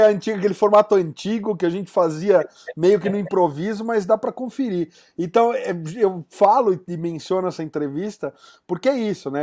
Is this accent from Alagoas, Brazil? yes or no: no; São Paulo, Brazil; now in Curitiba, Brazil; eu sou lá de São Paulo